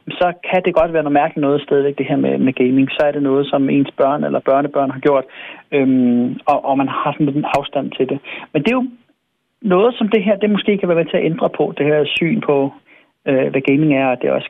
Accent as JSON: {"language": "Danish", "town": "Svendborg", "region": "Southern Denmark", "country": "Denmark", "moved": "yes", "said": "Jeg kommer ned fra Svendborg jo, og yeah. min mor hun bor stadigvæk dernede"}